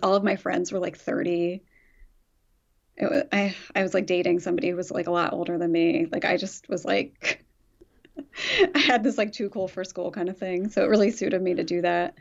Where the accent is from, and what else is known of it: Philadelphia suburbs, Pennsylvania, United States; born or raised there; moved away as an adult; also born or lived in Chicago